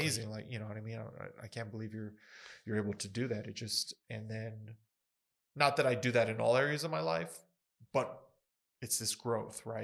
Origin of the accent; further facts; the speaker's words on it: Ruidoso, New Mexico, United States; I was born in Ruidoso